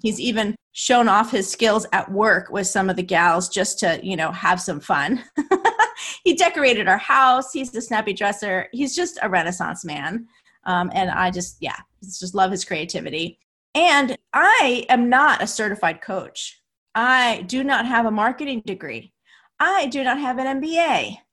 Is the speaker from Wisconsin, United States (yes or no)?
no; New Jersey, United States; I'm from New Jersey, and my parents are from Brooklyn